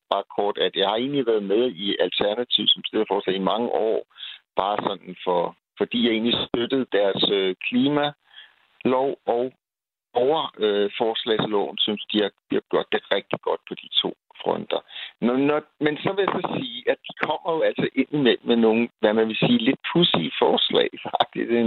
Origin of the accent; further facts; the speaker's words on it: Copenhagen, Capital Region of Denmark, Denmark; Nu er jeg som sagt københavner